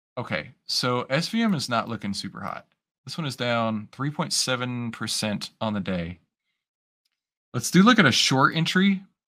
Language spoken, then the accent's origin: English; Texas, United States; I'm Texan